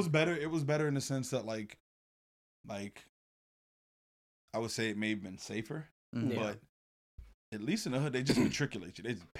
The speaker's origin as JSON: {"language": "English", "town": "Miami", "region": "Florida", "country": "United States", "tie": "born or raised there", "also_born_or_lived": "Atlanta / New Jersey", "moved": "as an adult", "lives_now": "West Palm Beach, United States", "said": "I did live in Jersey. So I'm born and raised in Carroll City, Miami, Florida. Hopped around a little bit"}